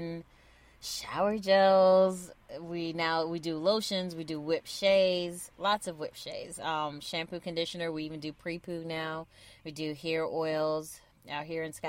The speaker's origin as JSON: {"language": "English", "country": "Trinidad & Tobago", "said": "we're from Trinidad. So we would say, is Sixahwe doing something?"}